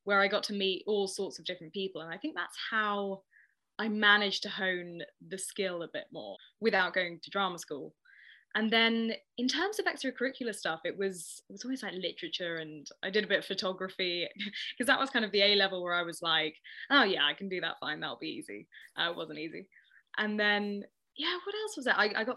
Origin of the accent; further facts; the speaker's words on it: Ealing, London, United Kingdom; I grew up in Ealing, very sort of middle class, classic home